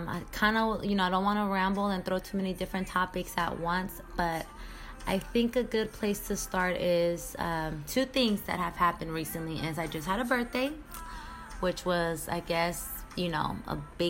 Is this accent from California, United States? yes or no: yes; Sacramento, California, United States; moved away as an adult; also born or lived in San Jose; now in Miami, United States; I've been in Sacramento my whole life, elementary school, middle school, high school, college, everything